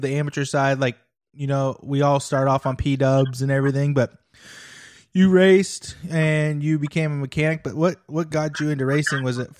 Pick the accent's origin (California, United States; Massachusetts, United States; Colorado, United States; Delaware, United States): California, United States; near Hangtown; moved away as an adult; now in Indiana, United States; I grew up near Hangtown